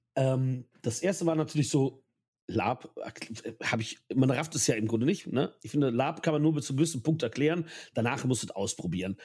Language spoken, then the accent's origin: German; Ahr Valley, Rhineland-Palatinate, Germany; ich komme aus dem Ahrtal